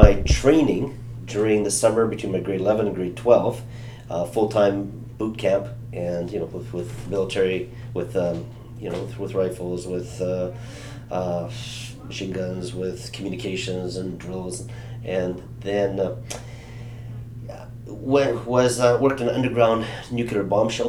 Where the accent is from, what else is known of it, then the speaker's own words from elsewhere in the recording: Canada; also born or lived in Germany; Now, I was raised up in a Canadian military home, so I was born in Germany. My dad was in the Air Force. I lived across Canada